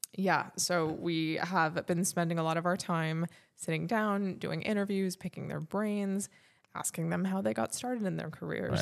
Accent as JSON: {"language": "English", "town": "Fontana", "region": "California", "country": "United States", "tie": "born or raised there", "also_born_or_lived": "Fullerton, California / Orange County, California", "said": "I grew up in Fontana, California, which is probably one of the least exciting places"}